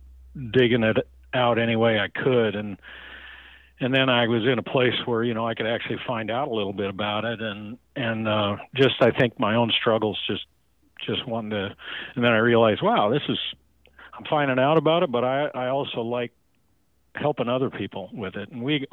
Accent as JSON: {"language": "English", "town": "Baker City", "region": "Oregon", "country": "United States", "tie": "born or raised there", "said": "Baker City, Oregon."}